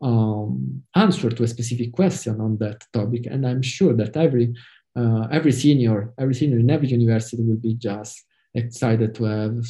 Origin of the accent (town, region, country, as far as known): Italy; English is a second language